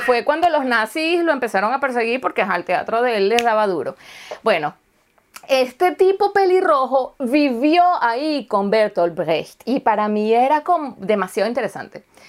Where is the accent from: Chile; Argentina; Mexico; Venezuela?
Venezuela; first language Spanish; now in Germany; yo soy suramericana y soy de Venezuela y tal, y acuérdate que yo, este, mi idioma materno entonces es español